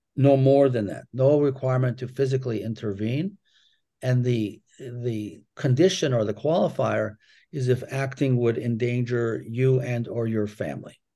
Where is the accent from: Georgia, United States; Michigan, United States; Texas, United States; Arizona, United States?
Michigan, United States; Ann Arbor; I grew up in Ann Arbor as the only child of two Holocaust survivors.